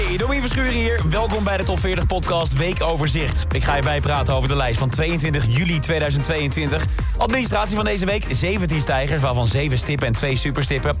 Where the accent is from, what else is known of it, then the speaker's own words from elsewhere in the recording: Netherlands; zijn wij Hollanders lekker nuchter